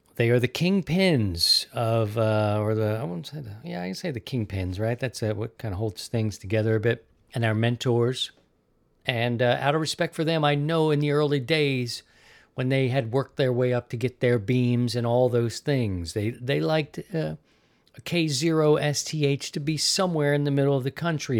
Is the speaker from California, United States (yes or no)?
no; Baltimore, Maryland, United States; also born or lived in Missouri; now in Florida, United States; I'm from Maryland, Baltimore specifically